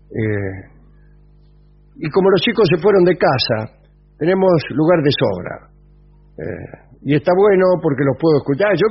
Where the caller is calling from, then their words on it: San Vicente, Argentina; Vengadores … de San Vicente.